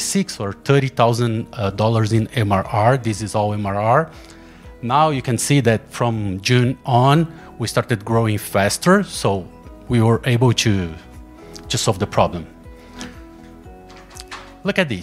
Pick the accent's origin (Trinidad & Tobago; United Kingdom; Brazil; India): Brazil; English is a second language; I'm from Brazil